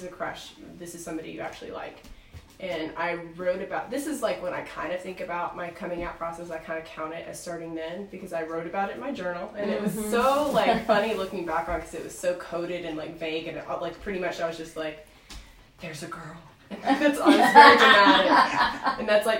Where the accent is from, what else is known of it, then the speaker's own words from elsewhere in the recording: Batesville, United States; I grew up in Batesville, which is a pretty small town